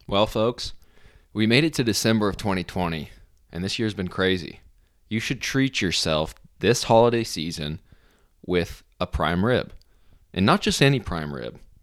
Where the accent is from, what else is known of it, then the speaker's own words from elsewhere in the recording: Arizona, United States; I'm from Arizona